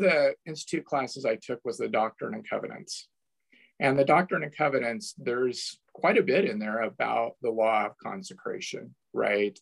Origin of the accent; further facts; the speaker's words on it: Toledo, United States; moved away as an adult; also born or lived in Portland, Oregon; growing up in Toledo